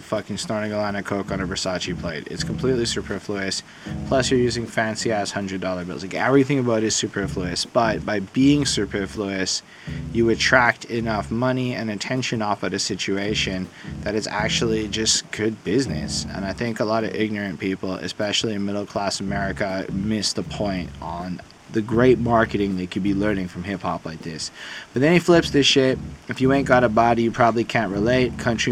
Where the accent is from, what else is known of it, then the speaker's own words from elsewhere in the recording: Canada; I'm Canadian